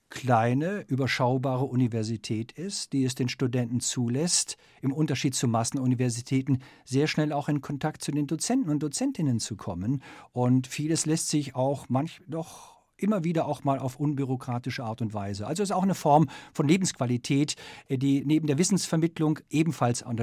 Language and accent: German; Germany; Ich bin ein ein Kind des Kalten Krieges und aufgewachsen in Westdeutschland.